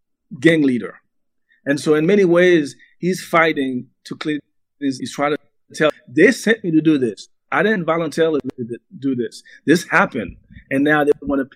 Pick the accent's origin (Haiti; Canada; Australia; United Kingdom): Haiti; now in United States; the diaspora is just getting its bearing about, you know, being an American